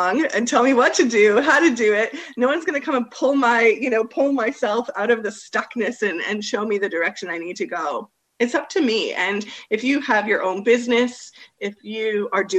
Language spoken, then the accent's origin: English; Canada; now in Australia; I am a Canadian living here in Australia